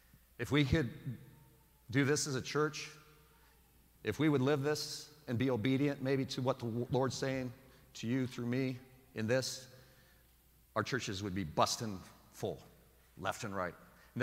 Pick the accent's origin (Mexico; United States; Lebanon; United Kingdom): United States; Portland, Oregon; now in San Diego, United States; I know it doesn't rain a lot here in San Diego, but it rains a lot in Portland, Oregon. So maybe I'm bringing that from Portland, Oregon about the rain.